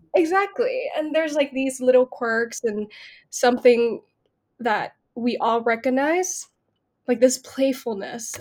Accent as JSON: {"language": "English", "region": "Bangkok", "country": "Thailand", "tie": "born or raised there", "said": "I I grew up in Bangkok and there was no drama school"}